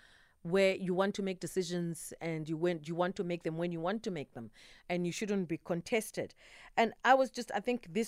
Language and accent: English; Zimbabwe; moved away; I'm originally from Zimbabwe